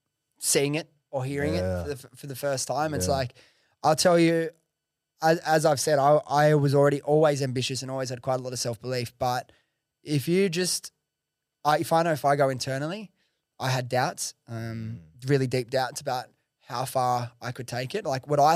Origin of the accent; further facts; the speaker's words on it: Prestons, New South Wales, Australia; Dude, I grew up in fucking Western Sydney. I grew up in Preston's, bro.